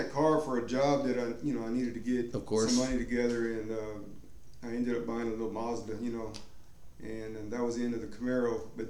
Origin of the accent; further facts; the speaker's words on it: Houston, Texas, United States; also born or lived in Austin, Texas; Yeah, I'm from Austin, and I grew up in Houston.